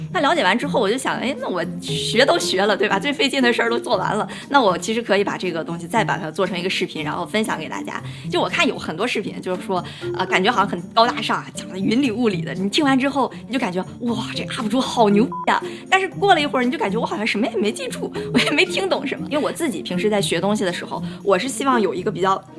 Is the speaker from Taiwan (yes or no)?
no; Dalian, Liaoning, China; moved away as an adult; also born or lived in Beijing / New York; 家乡是在我们中国大东北的最南端的一个城市